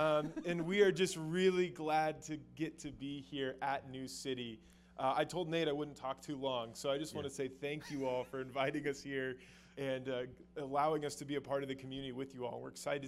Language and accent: English; Albuquerque, New Mexico, United States; We are native New Mexicans. We're from Albuquerque. We love this city.